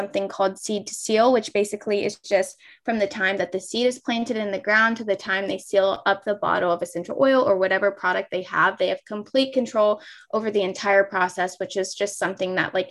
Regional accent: Ohio, United States; also born or lived in Kentucky; I'm from Ohio

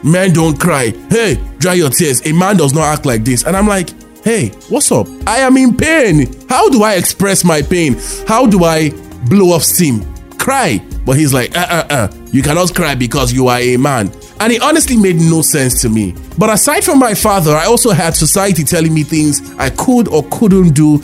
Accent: Lagos, Nigeria; I grew up in Lagos, Nigeria

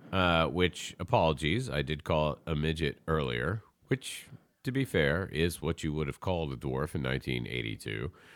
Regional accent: the South, United States; I grew up in the South. I fucking had to pull lots of snakes out of chicken houses.

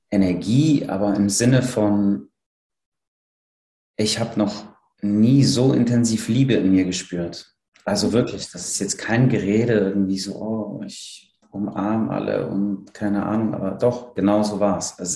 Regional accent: Cologne, North Rhine-Westphalia, Germany; Ich komme ja aus Köln und hatte eine recht lange Rückfahrt

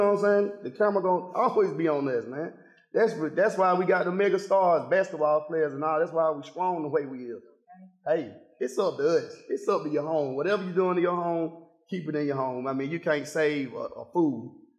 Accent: Decatur, Georgia, United States; and I'm from one of the roughest parts of Decatur, Glenwood. Like, straight off Columbia Drive, Glenwood, County Road

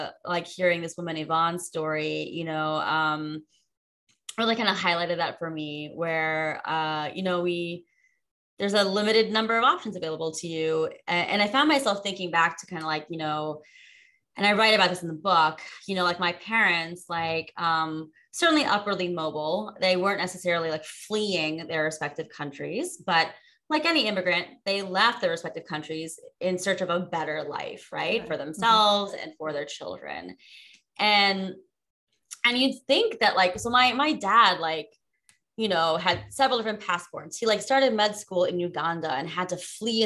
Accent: United States; a spoiled kid growing up in America

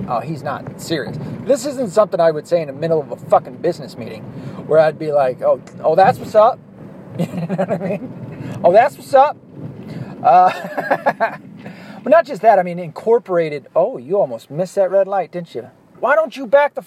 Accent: the South, United States; accent: Southern; I'm from the South, and we have a Southern accent down there.

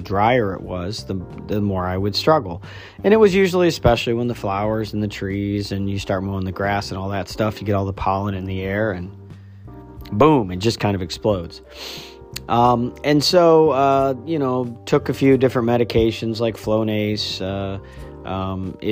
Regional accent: Midwest, United States; moved away as an adult; also born or lived in upstate New York; I grew up in the Midwest

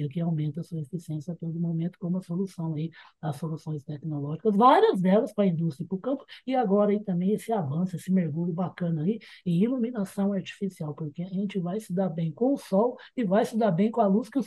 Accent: Campinas, São Paulo, Brazil; Eu sou de Campinas, sou em São Paulo até agora e moro em Campinas

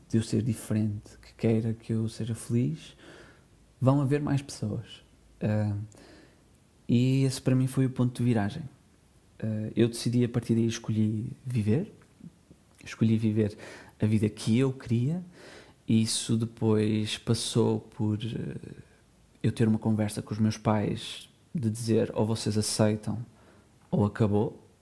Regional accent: Portugal; nasci nos anos 90 em Portugal

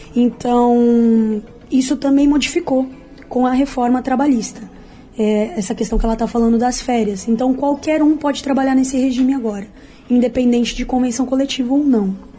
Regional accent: São Paulo, Brazil; moved away as an adult; now in Rio de Janeiro, Brazil; eu também sou de São Paulo, pastor, mas a minha história com o Rio já é bastante antiga. Venho para cá desde criança e já estou morando aqui há seis anos

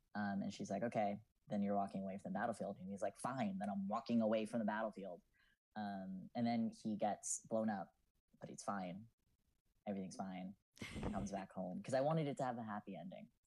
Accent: Lakewood, New Jersey, United States; I'm from uh, a lovely little town that you probably know, Lakewood

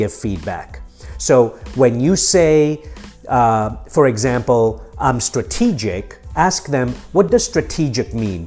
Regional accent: Nairobi, Kenya; also born or lived in Mombasa, Kenya / London, United Kingdom; now in United States; I was born in Mombasa, I was raised in Nairobi in East Africa, and I came here as an immigrant from the streets of London when I was 18

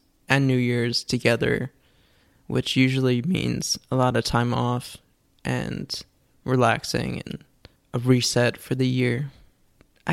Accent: New York, United States; moved away as an adult; now in California, United States; I grew up in New York my whole life

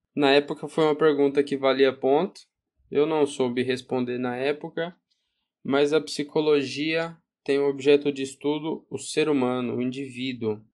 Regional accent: Goiás, Brazil; Sou goiano do Uai, porta, porteiro e portão

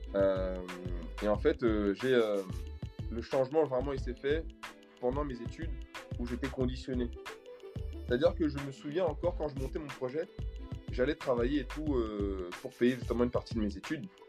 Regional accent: Cameroon; moved away as an adult; now in France; Je suis originaire du Cameroun. Je suis arrivé en France il y a à peu près 15 ans de cela. J'ai 35 ans

